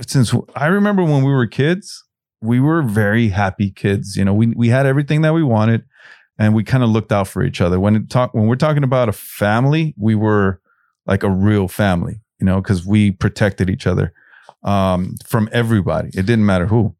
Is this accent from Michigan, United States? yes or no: no; Los Angeles, California, United States; I grew up in South Central